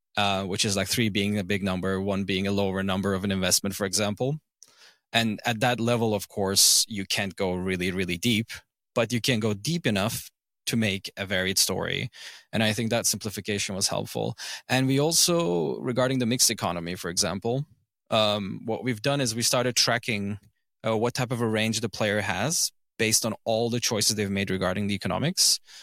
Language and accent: English; Izmir, Turkey; first language English, German and Turkish; I grew up in Izmir, like, a city in western Turkey